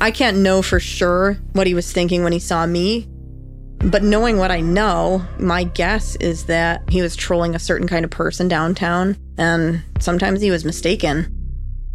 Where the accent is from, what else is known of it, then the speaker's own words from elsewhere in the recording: New York, United States; moved away as an adult; also born or lived in Chicago suburbs; I had never lived outside of New York State